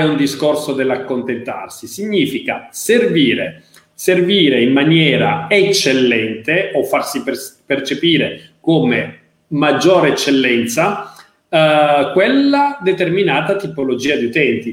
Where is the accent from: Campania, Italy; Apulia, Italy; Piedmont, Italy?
Apulia, Italy; sono pugliese